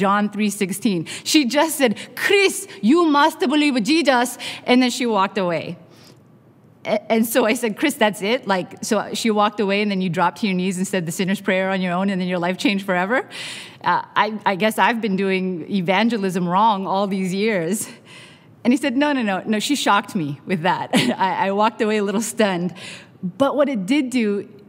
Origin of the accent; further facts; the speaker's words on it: Canada; now in Long Beach, United States; I am Canadian by birth, Korean by heritage, Mexican by marriage, and American by immigration